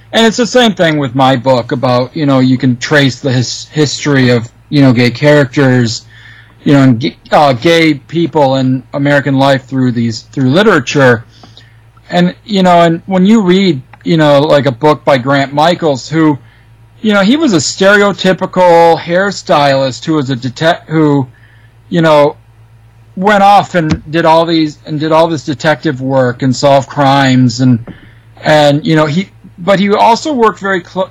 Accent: Michigan, United States; I'm from Michigan

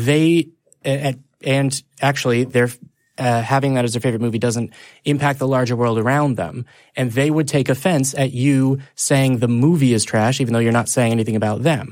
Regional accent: Texas, United States; I'm from Texas

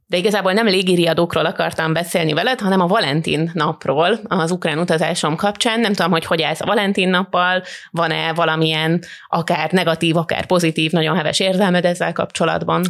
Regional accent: Hungary; nekem magyarként feltűnt

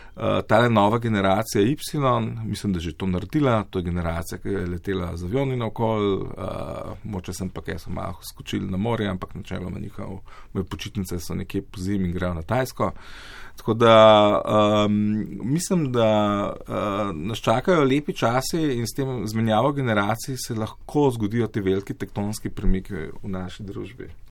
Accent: Slovenia; Slovenci smo

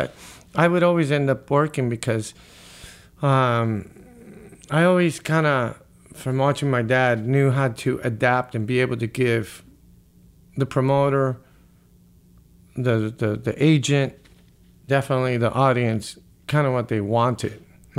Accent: Las Vegas, Nevada, United States; growing up in Las Vegas, having, you know, friends that was, you know, the classic rock

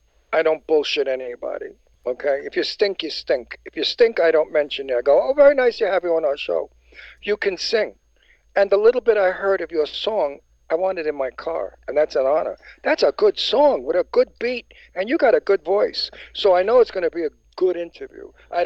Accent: New York City, New York, United States; now in Palm Springs, United States; I'm from Brooklyn.

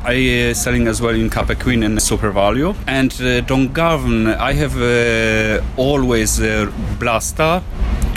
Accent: Wrocław, Lower Silesian Voivodeship, Poland; English is a second language; moved away as an adult; now in County Waterford, Ireland; I'm actually from Wrocław

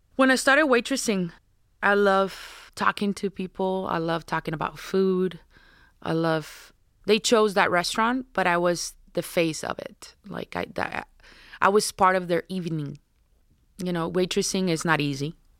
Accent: Navojoa, Sonora, Mexico; now in Tucson, United States; I'm from Navojoa, Sonora, which is the last city of the state of Sonora. I grew up watching the Jadokero.

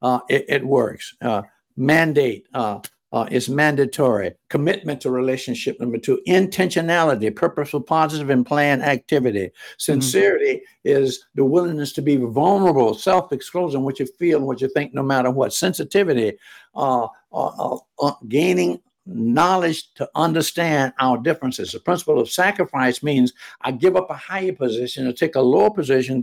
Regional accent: Jacksonville, Florida, United States; I was from Florida

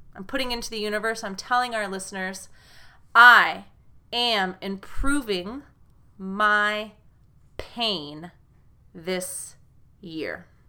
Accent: United States; from the U S American English teacher.

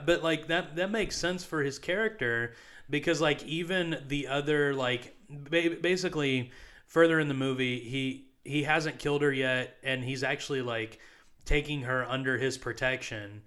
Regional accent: United States; I am an American

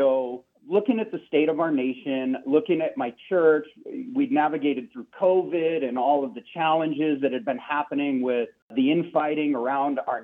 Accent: Seattle, Washington, United States; we're from Seattle.

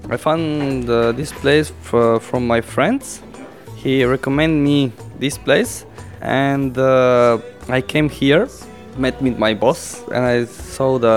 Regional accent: North Macedonia; English is a second language; now in Slovenia; I came here from Macedonia to Slovenia to make the Slovenian people beautiful and make uh, uh, more interesting and more representing hairstyles.

